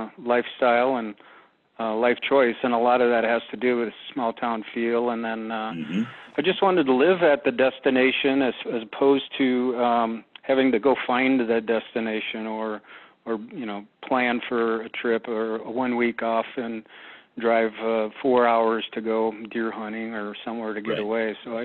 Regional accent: Minnesota, United States; I'm originally from Minnesota, but our family came here for 3 years

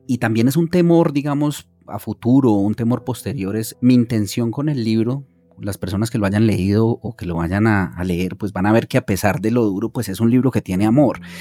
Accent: Manizales, Caldas, Colombia; moved away as an adult; also born or lived in Bogotá; más en una cultura paisa como de la que yo vengo, yo nací en Manizales

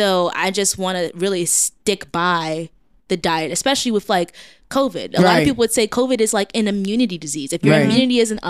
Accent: New York City, New York, United States; growing up in Brooklyn

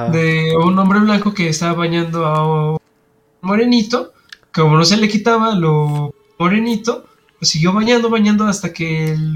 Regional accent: United States; now in Mexico; yo soy de Estados Unidos y mi sangre es europea, pero mi cara dice que soy más mexicano que el taco.

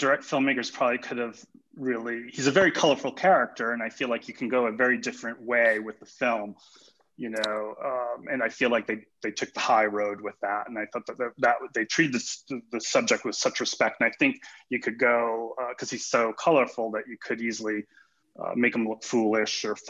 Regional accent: suburb of Boston, Massachusetts, United States; I grew up in Massachusetts in the suburb of Boston

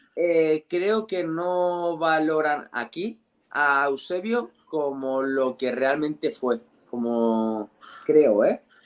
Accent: Spain; yo soy español

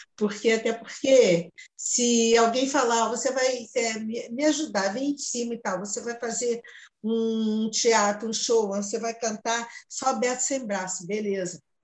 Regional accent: Rio de Janeiro, Brazil; Eu costumo dizer que morava ali, sou do, da Casa Branca, Borel

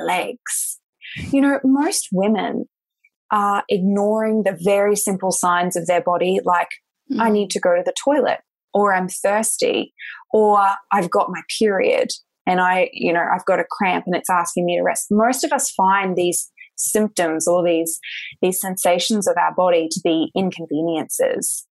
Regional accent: Australia; also born or lived in Sunshine Coast, Australia; I'm Australian

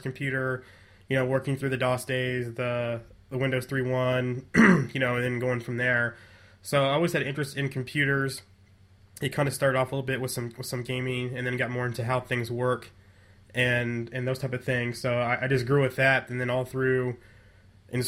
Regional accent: Nebraska, United States; growing up in Nebraska

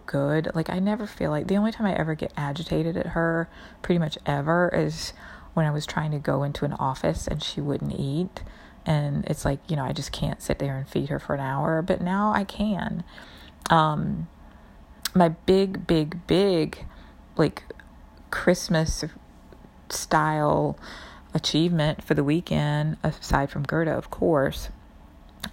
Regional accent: New York, United States; especially as a New Yorker

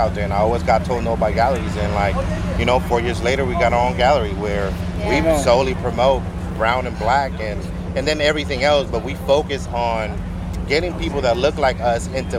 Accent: San Francisco, California, United States; now in Sacramento, United States; I'm originally from SF, right? I'm from The Point

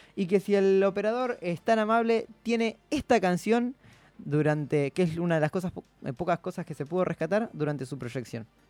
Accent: Bernal, Buenos Aires Province, Argentina; de Bernal, lugar de donde yo soy

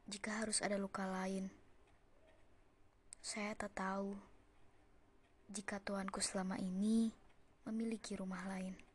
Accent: Java, Indonesia; padahal gue orang Jawa lah itu lagi kan

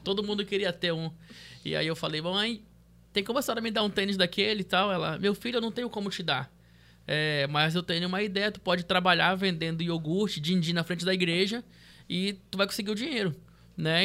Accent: Porto Velho, Rondônia, Brazil; also born or lived in Santarém, Pará / São Paulo; Vim para Porto Velho em 2001, né? Então, Porto Velho não tinha nada, eu tinha 11 anos de idade.

